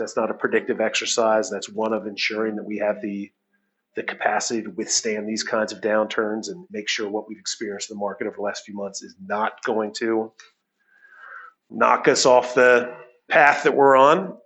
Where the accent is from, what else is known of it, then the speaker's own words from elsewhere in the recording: United States; moved away as an adult; now in Toronto, Canada; since I am American and my wife is British, on average, we're Canadian.